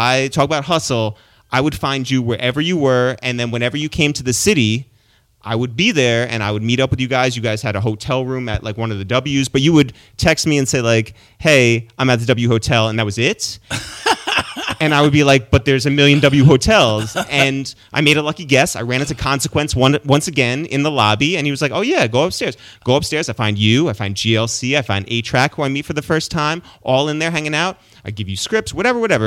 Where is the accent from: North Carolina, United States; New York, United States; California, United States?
New York, United States; Westchester; my brother and I are from Westchester, so we're just like north of New York